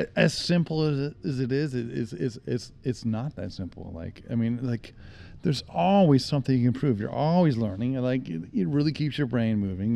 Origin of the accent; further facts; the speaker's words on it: Salt Lake City, Utah, United States; I grew up in Utah